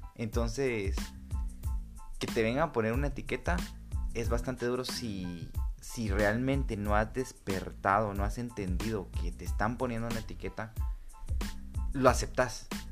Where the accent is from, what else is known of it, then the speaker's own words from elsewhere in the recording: Guatemala; como buenos guatemaltecos y chapines que somos